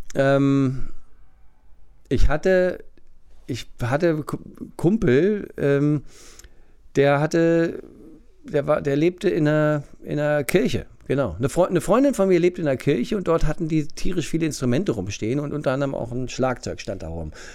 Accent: Wunstorf, Lower Saxony, Germany; also born or lived in Hannover; Wunsdorf Steinhude, ja. genau. Da bin ich aufgewachsen

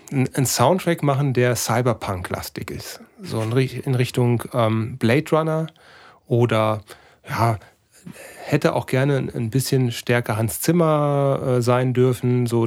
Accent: North Rhine-Westphalia, Germany; Als Sauerländer in der Großstadt, das ist bestimmt nicht so einfach.

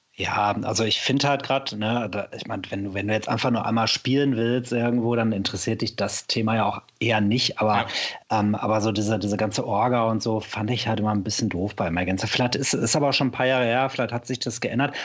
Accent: Sauerland, North Rhine-Westphalia, Germany; now in Cologne, Germany; da wo ich herkomme, ich komme ja aus dem Sauerland im Ursprung

